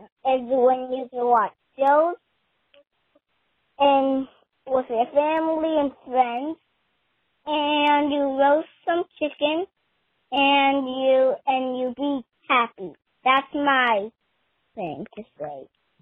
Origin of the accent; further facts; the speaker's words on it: California, United States; I am from California, and I'm 5 years old.